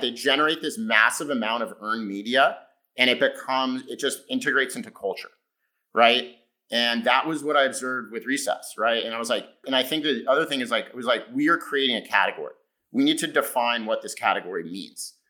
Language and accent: English; California, United States; I grew up in California